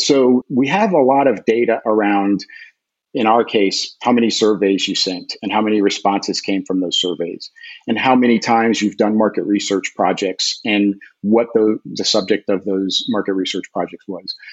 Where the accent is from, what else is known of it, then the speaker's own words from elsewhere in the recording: United States; I'm an American soccer player, an American soccer coach